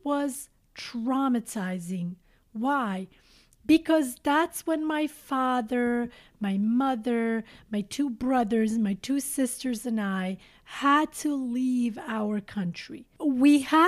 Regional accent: Šipčanik, Montenegro; moved away; Many of you, dear listeners, know that I was born in Montenegro. To be specific, I was born in a small village called Šipčanik.

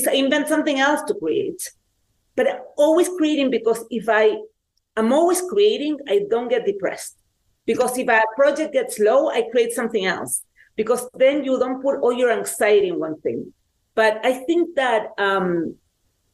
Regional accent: Chile; I grew up in Chile at the time that there was a dictatorship in Chile

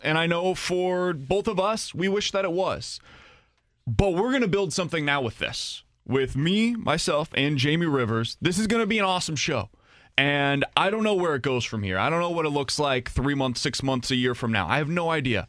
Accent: Kansas City, Missouri, United States; I grew up in Kansas City

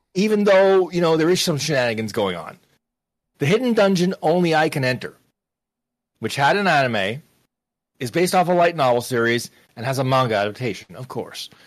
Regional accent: Canada; I was raised to follow puck as a youngster, 'cause I'm Canadian

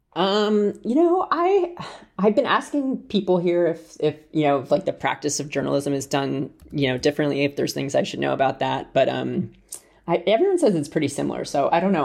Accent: United States; moved away as an adult; now in United Kingdom; as an American who moved here two and a half weeks ago.

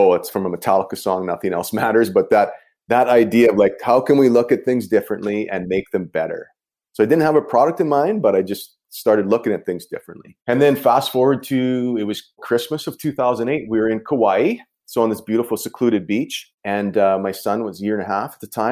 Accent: Canadian Prairies, Canada; I grew up on the Canadian prairies here

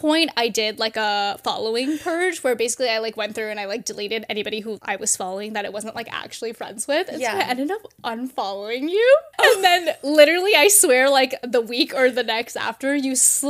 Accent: California, United States; now in Pacific Northwest, United States; and I'm from California.

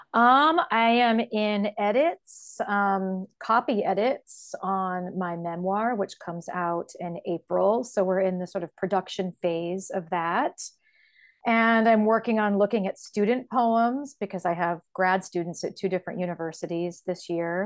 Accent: Columbus, Ohio, United States; I was born and raised in Columbus, Ohio, where I still live.

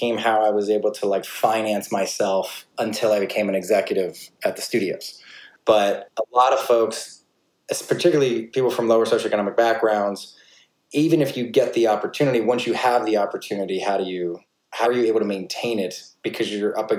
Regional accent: New York, United States; I grew up in New York

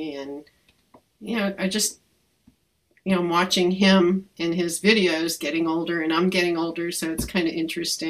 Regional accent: Hudson Valley, New York, United States; I grew up in the Hudson Valley

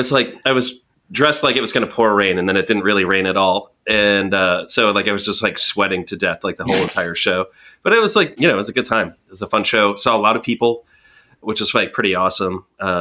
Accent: Connecticut, United States; I don't know if you're not from Connecticut, which is like where I grew up.

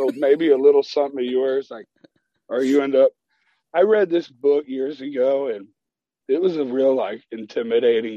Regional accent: United States; We're blues musicians from America

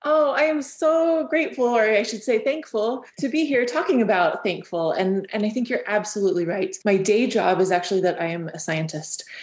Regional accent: Southern Utah, United States; I'm from Southern Utah

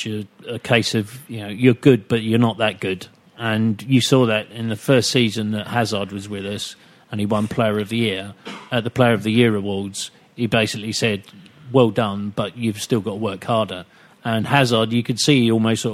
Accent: United Kingdom; As a British citizen

